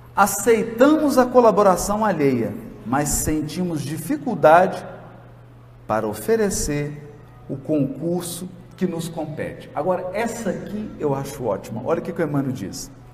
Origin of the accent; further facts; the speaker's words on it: Jequitinhonha Valley, Minas Gerais, Brazil; lá na minha terra, lá no Vale do Jequitinhonha